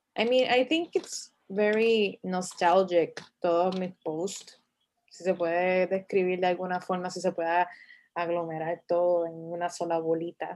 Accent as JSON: {"language": "Spanish", "town": "Bayamón", "country": "Puerto Rico", "said": "yo soy de Bayamón"}